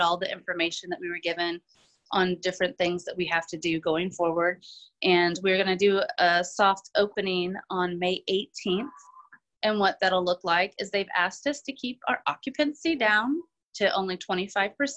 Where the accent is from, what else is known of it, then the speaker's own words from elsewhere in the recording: Sedalia, Missouri, United States; born and raised in Sedalia, pretty much lived here all of my life.